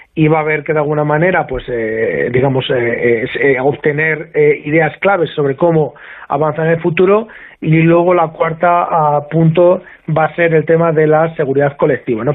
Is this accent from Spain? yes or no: yes; Spain; somos españoles